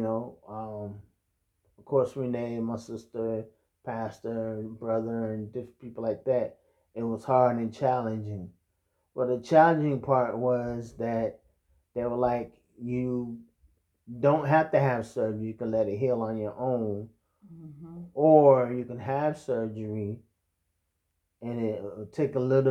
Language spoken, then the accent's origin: English; Martinsburg, West Virginia, United States; my hometown, yes, which was Martinsburg